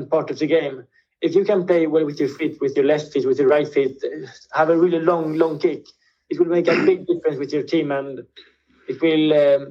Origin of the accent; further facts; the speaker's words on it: Spain; first language Swedish; English is a second language; I've been in Spanish school since I was little and always spoken Spanish with all my friends. I speak Swedish at home, but I think my Spanish is as good or better than my Swedish.